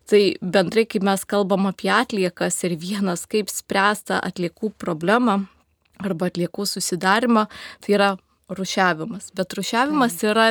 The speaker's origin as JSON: {"language": "Lithuanian", "country": "Lithuania", "said": "mes, lietuviai"}